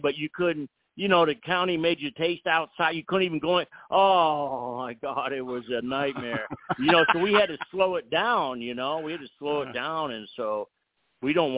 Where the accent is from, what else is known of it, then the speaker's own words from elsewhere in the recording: California, United States; I was born in California